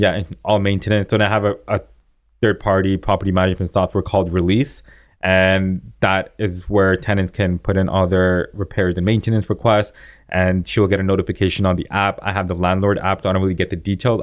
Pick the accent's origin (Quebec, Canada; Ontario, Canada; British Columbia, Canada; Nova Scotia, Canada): Ontario, Canada; Vaughan; now in Toronto, Canada; I grew up in Vaughan